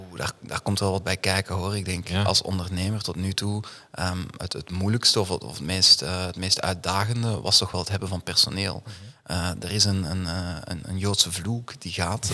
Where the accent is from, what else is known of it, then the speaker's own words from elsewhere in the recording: Duffel, Flanders, Belgium; moved away as an adult; now in Amsterdam, Netherlands; ik ben inderdaad uh, geboren en getogen in het Antwerpse, eh, in, in Duffel